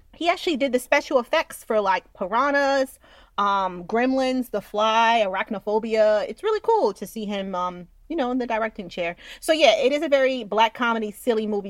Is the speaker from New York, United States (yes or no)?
yes; Westchester, New York, United States; I'm from Westchester, guys, and Westchester's fancy